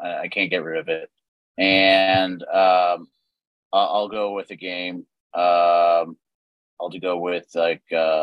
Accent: Texas, United States; talking from Texas as a Texan.

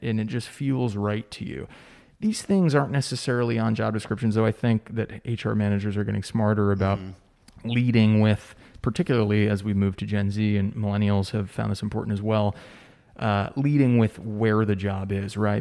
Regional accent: United States; also born or lived in New York City / San Diego; now in Charleston, United States; I grew up right outside New York City

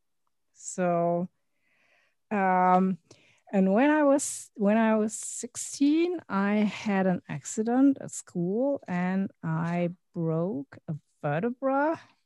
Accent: Berlin, Germany; English is a second language; I was born and raised in Germany, in Berlin

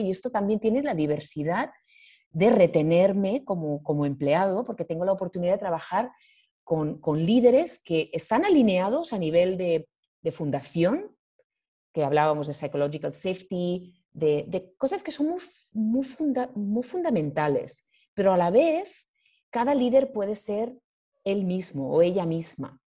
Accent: Spain; moved away as an adult; also born or lived in Asia; yo soy, soy española

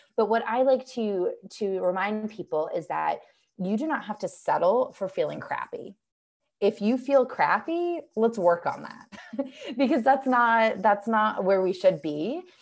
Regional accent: just outside of Boston, Massachusetts, United States; now in Asheville, United States; I grew up just outside of Boston

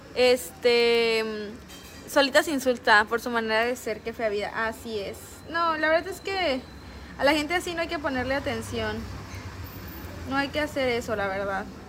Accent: Veracruz, Mexico; Soy del puerto de Veracruz

